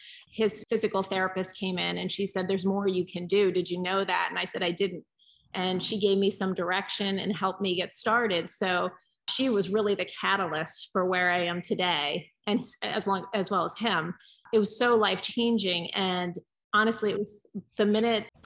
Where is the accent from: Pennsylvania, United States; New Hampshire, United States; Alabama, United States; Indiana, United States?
Pennsylvania, United States; also born or lived in Georgia; I was born in Pennsylvania and immediately moved to Georgia, like when I was a few days old, but then we moved back. So I spent most of my life in Pennsylvania